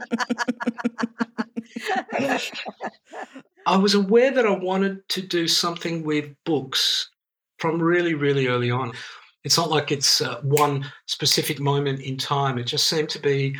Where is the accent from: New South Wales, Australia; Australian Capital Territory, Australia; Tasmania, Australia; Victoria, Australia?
Victoria, Australia; Melbourne; first language Greek; English is a second language; I grew up in a very, it was a very migrant community in inner city Melbourne.